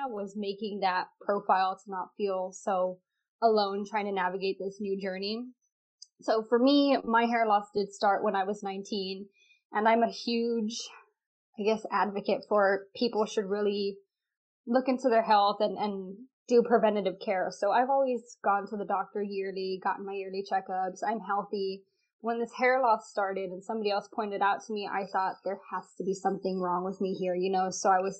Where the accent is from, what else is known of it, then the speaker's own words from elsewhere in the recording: Texas, United States; I'm 25 right now. Yes. I do live in Texas. I know I don't really sound like it, but I'm from Texas.